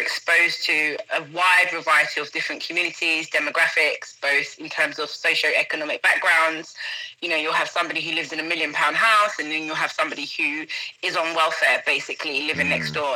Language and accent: English; London, United Kingdom; moved away as an adult; growing up in London, I was able to, you know, grow up with a number of people from different backgrounds